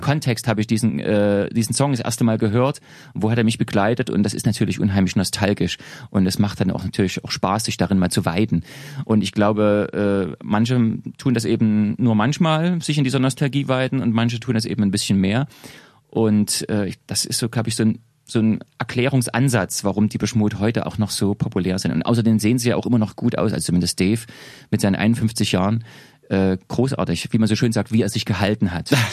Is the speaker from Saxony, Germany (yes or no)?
yes; Leipzig, Saxony, Germany; ich komme ja, wie gesagt, aus Leipzig